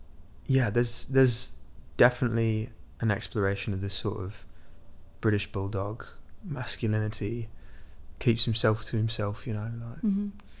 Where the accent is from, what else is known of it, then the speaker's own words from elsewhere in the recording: Midwest, United States; this tragedy that had happened in my hometown, where I was born in the Midwest, believe it or not.